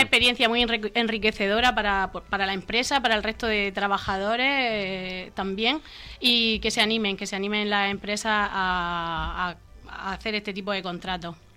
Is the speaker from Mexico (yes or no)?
no; Torre Pacheco, Region of Murcia, Spain; mi pueblo